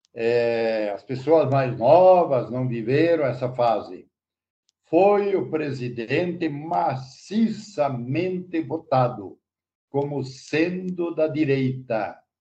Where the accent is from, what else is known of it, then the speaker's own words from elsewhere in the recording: Rio Negrinho, Santa Catarina, Brazil; Estamos em São Bento, mas eu sou natural de Renegrinho